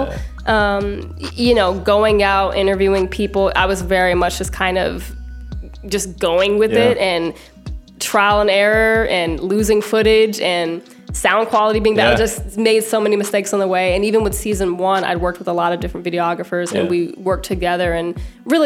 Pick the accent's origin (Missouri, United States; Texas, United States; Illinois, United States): Missouri, United States; Florissant; also born or lived in New Orleans; I'm from Florissant, so Florissant, Ferguson area. And like a lot of St. Louisans